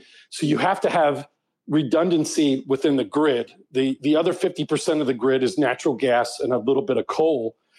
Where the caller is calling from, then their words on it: Huntington Beach, California, United States; I'm calling in from Southern California. I live down here in Huntington Beach.